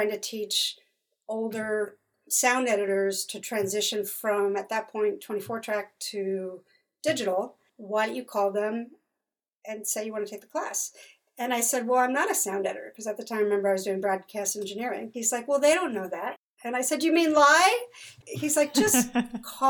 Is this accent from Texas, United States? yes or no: no; San Diego, California, United States; I was a dancer and an actor growing up in San Diego.